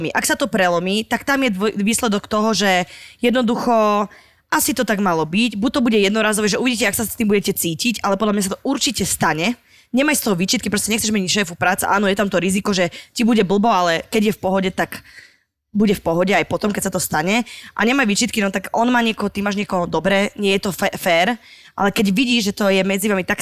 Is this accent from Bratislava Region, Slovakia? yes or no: no; Žilina Region, Slovakia; Ja som z Oravy, neviem, čo je vývírka.